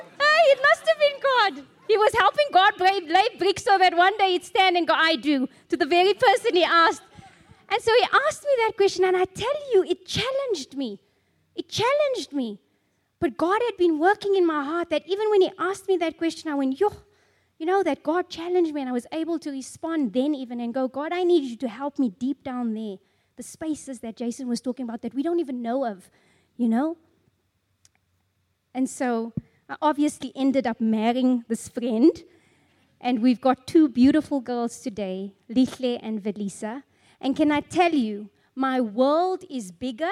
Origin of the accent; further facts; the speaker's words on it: South Africa; I'm a South African Zulu